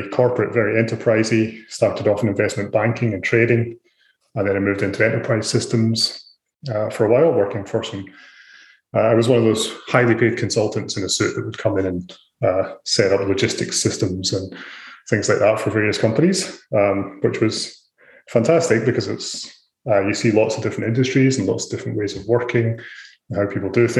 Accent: Scotland, United Kingdom; moved away as an adult; also born or lived in Ireland; now in Australia; So I'm originally from Scotland. I've been in Australia for about 12 years

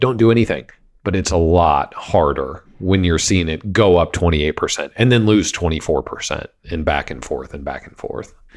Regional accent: Wichita, Kansas, United States; I grew up in Kansas

